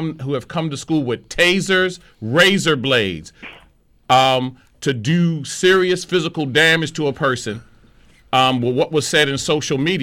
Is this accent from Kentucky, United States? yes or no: no; Baltimore, Maryland, United States; a young person born and raised in Lower Park Heights